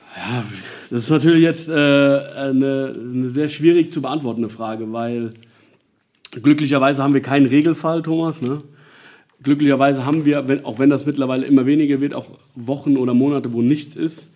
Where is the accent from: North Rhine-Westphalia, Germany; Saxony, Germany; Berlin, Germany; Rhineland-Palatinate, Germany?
Rhineland-Palatinate, Germany; Nassau; bin sogar gebürtiger Nassauer. Ich bin äh, damals im alten Krankenhaus in der äh, Emser Straße noch geboren